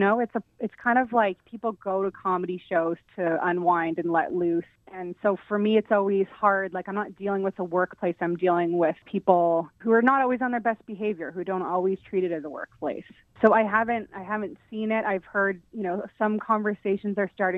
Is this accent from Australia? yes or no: no; Winnipeg, Manitoba, Canada; also born or lived in Vancouver; now in Toronto, Canada; I was raised in Winnipeg